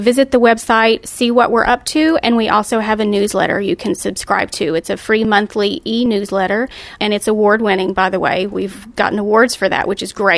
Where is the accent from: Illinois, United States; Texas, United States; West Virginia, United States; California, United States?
West Virginia, United States; I'm from West Virginia.